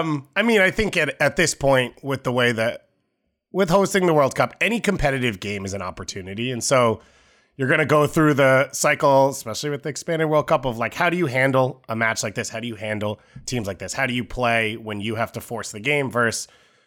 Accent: New York, United States; But so I'm really from New York.

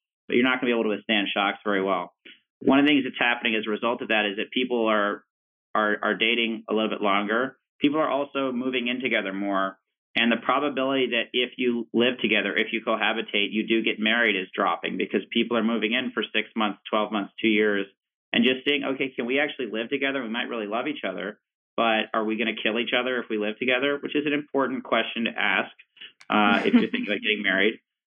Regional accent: Richmond, Virginia, United States; like I'm from Richmond, Virginia

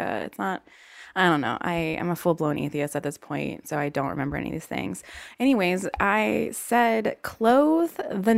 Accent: the South, United States; accent: Southern

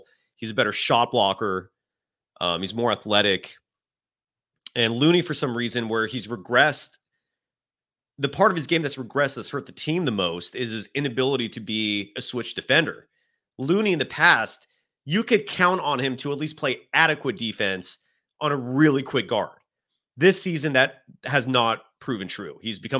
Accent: San Francisco Bay Area, California, United States; I grew up in the San Francisco Bay Area watching a San Francisco 49ers team

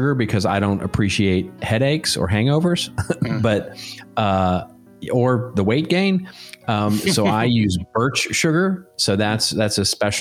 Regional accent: Dallas, Texas, United States; now in Southern California, United States; my hometown of Dallas, Texas.

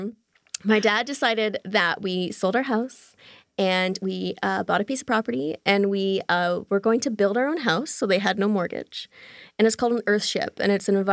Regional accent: Toronto, Ontario, Canada; I'm Canadian, so we have pretty hard winters in Toronto.

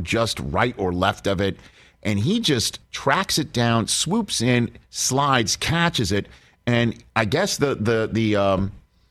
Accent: New York City, New York, United States; moved away as an adult; now in Orange County, United States; I'm born and raised in New York City, and I have lived out here for almost 20 years. Down in Orange County

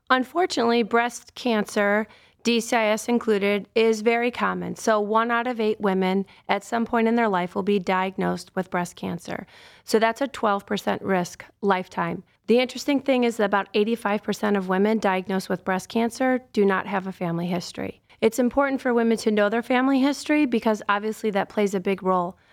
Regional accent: Cleveland, Ohio, United States; also born or lived in Akron / Southern California; I grew up on the west side of Cleveland, so all my family's still in Cleveland

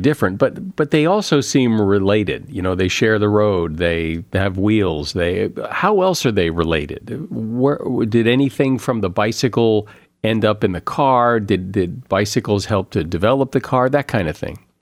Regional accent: Connecticut, United States; I grew up in the Northeast, in Connecticut mostly

